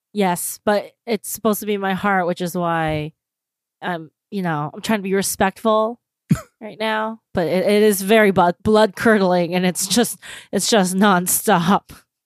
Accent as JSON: {"language": "English", "country": "United States", "said": "speaking as American"}